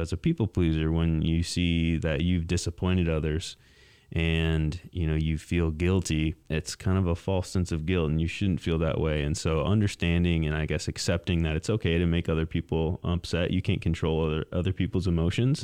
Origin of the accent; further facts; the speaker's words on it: Mason, Michigan, United States; also born or lived in East Lansing; I grew up in Mason, um, just about twenty miles south of here